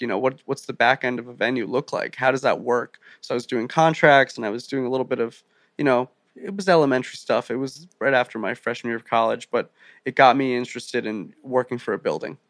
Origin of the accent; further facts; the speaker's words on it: Rumson, New Jersey, United States; I grew up five minutes from the beach, a little town called Rumson